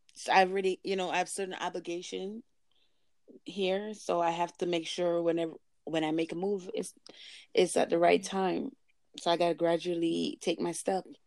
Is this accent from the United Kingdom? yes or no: no; Jamaica; now in Canada; speaking as a Jamaican that lives there in Canada